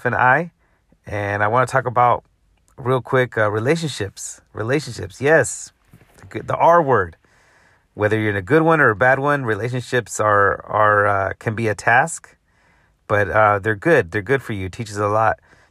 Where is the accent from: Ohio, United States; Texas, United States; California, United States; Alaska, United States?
California, United States; Central Valley, Northern; now in Los Angeles, United States; I'm from NorCal, baby. 209 Central Valley representing